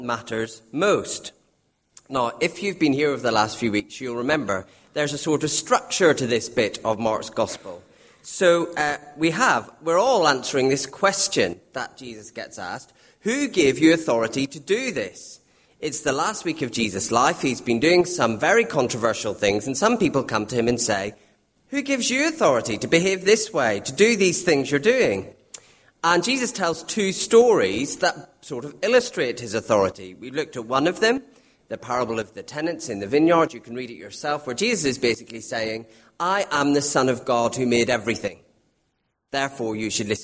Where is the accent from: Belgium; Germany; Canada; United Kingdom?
United Kingdom; Northern Ireland; being Northern Irish